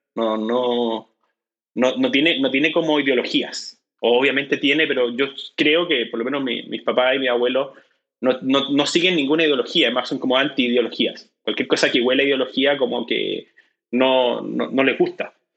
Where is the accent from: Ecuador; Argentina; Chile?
Chile; como chileno